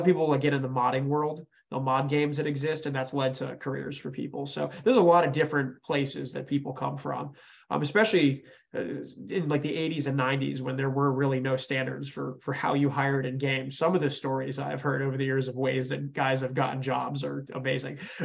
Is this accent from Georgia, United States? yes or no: no; Connecticut, United States; now in Houston, United States; I'm from Connecticut originally